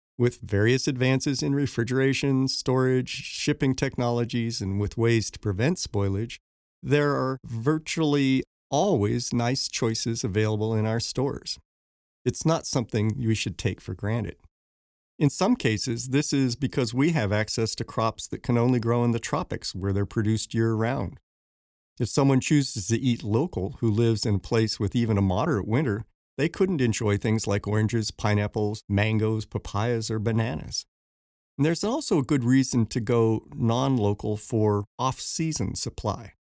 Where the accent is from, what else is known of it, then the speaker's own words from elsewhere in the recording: Denver, Colorado, United States; growing up in Denver